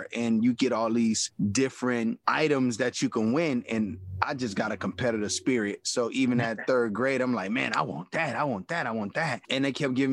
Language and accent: English; Miami, Florida, United States; Born and raised in Miami